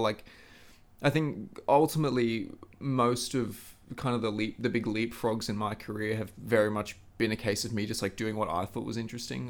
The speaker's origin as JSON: {"language": "English", "region": "Queensland", "country": "Australia", "moved": "yes", "said": "back home in the Sunshine State down under"}